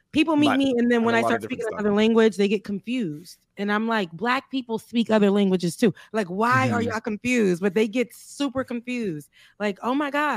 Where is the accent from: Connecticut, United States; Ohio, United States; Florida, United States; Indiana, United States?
Florida, United States; South; I lived in South Florida. That's where I'm from